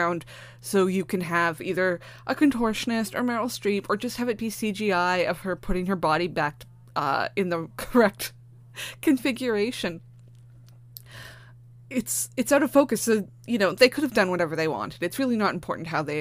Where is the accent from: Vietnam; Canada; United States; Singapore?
Canada; being a Canadian